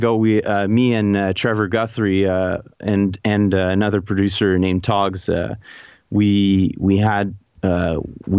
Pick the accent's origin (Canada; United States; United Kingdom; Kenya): Canada; being Canadian